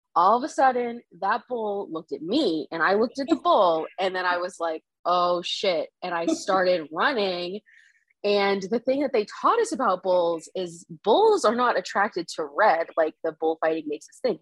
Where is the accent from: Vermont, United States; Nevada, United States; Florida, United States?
Florida, United States; South; moved away as an adult; also born or lived in Nepal; now in Boston, United States; I grew up in South Florida and I moved to Boston five years ago